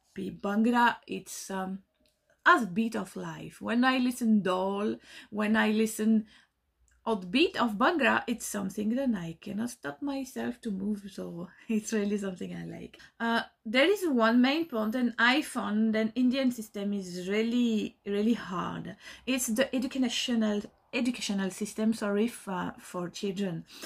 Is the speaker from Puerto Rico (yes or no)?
no; France; moved away as an adult; now in Belgium; I grew up in France, m, live in France all my life